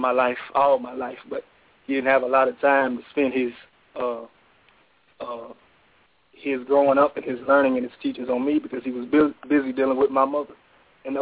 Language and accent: English; Tulsa, Oklahoma, United States; I'm from Tulsa, Oklahoma.